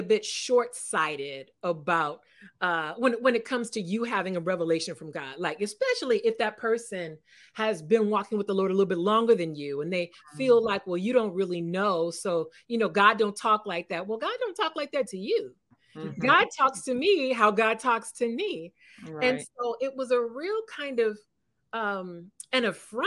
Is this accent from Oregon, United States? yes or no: no; California, United States; moved away as an adult; also born or lived in East Coast (US); I'm a California girl. I'm from California